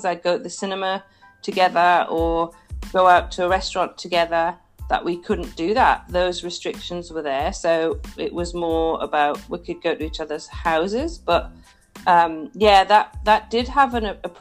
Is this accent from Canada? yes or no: no; South Africa; moved away as an adult; also born or lived in Northumberland, England / France; now in Australia; So I actually grew up between the UK and South Africa.